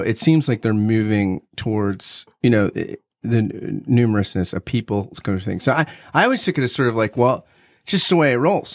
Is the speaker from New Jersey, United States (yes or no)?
yes; New Jersey, United States; I grew up in South Jersey